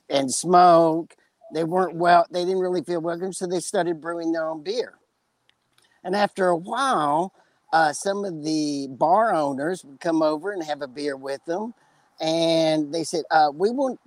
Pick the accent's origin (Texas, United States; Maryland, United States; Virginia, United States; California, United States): Texas, United States; West; accent: West Texas; my West Texas accent